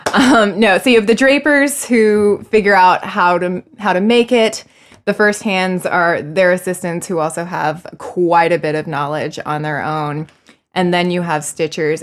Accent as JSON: {"language": "English", "region": "Florida", "country": "United States", "moved": "yes", "lives_now": "New York, United States", "said": "I'm originally from Florida, where, um, I got started in high school"}